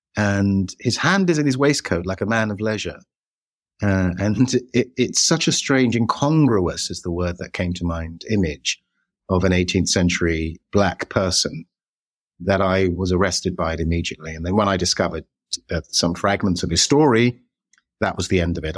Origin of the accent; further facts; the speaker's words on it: United Kingdom; we're British